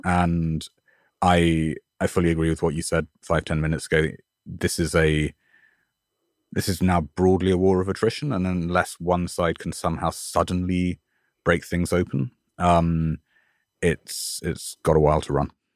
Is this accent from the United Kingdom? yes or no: yes; United Kingdom; now in New York, United States; my home country